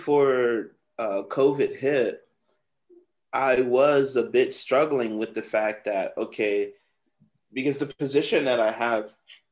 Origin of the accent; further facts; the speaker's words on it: Florida, United States; I'm telling him how I came from Florida and, you know, just like a dollar in a dream kind of thing.